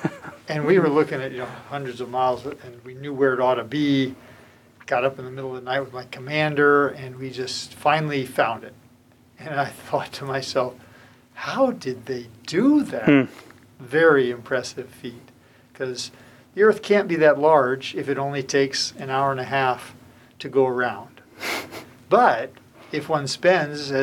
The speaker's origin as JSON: {"language": "English", "region": "Southern California", "country": "United States", "tie": "born or raised there", "also_born_or_lived": "Moscow", "lives_now": "Monterey, United States", "said": "I grew up in Southern California, surfing, skateboarding"}